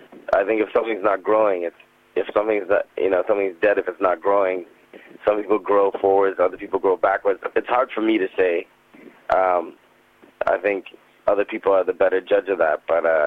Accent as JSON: {"language": "English", "country": "Canada", "also_born_or_lived": "Trinidad and Tobago", "said": "And it was interesting being a Canadian in Trinidad, looking like everyone else, but not speaking like them, and then coming back to Canada and then not looking like anyone else, but speaking like them."}